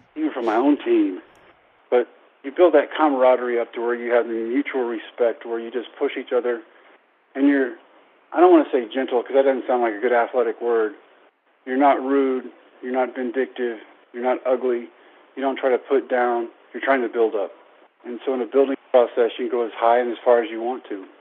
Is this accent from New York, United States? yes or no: no; Brownwood, Texas, United States; my hometown of Brownwood at Howard Payne University